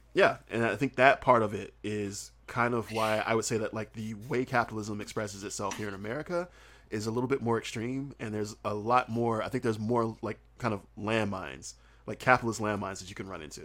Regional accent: Southern United States, United States; accent: Southern; also born or lived in South Korea; I'm Southern and, and my accent is thick. It's very, very thick

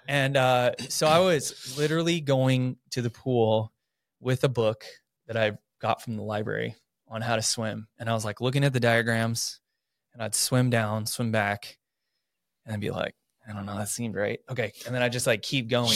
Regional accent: Coeur d'Alene, Idaho, United States; also born or lived in Southern California; I, for the most part, have lived my life here. Went to Coeur d'Alene High School

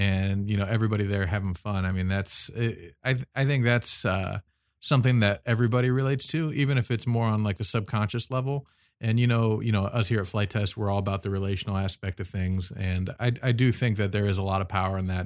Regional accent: United States; I'm American

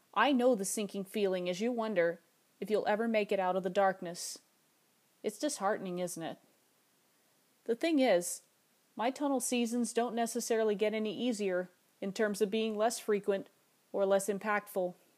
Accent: Alaska, United States; my home state of Alaska

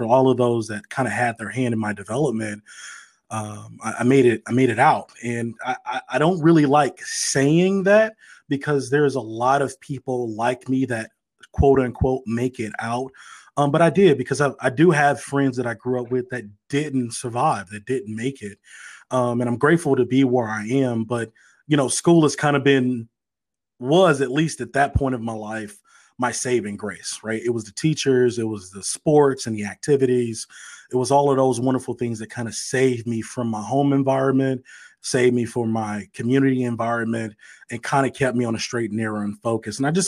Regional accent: East St. Louis, Illinois, United States; born and raised in East St. Louis, Illinois

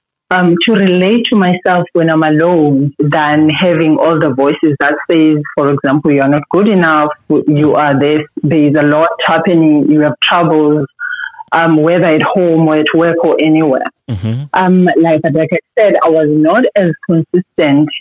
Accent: Eastern Cape, South Africa; moved away as an adult; now in Gauteng, South Africa; I come from Eastern Cape. Mm-hmm. I got to Gauteng to do work

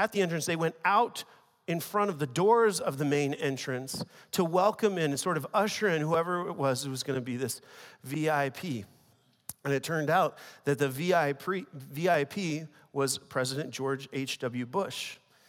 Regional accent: China; English is a second language; I want to begin by just sharing a story with you from when I was a teenager growing up in China.

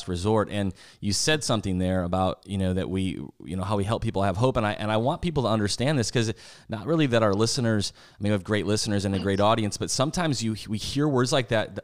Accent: South Dakota, United States; We're actually both from the Midwest, and I grew up in South Dakota

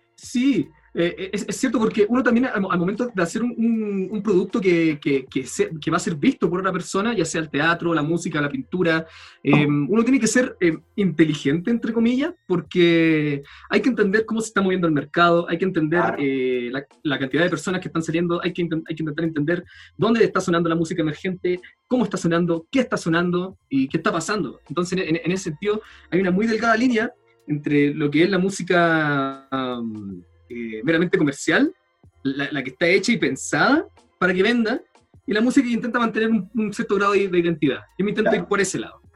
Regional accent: El Salvador, Atacama, Chile; moved away; also born or lived in Valparaíso, Chile; ahora me vine a mi, a mi, pueblo de infancia, en el norte del país, la tercera región, El Salvador, que es un pueblo minero muy chico

